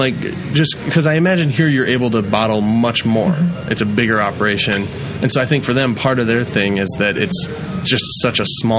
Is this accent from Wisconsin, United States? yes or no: yes; Sun Prairie, Wisconsin, United States; also born or lived in Chicago, Illinois; now in Madison, United States; I'm an East Side boy. My whole life, I grew up in Sun Prairie, and I actually just moved. I got married in June and moved to Midvale.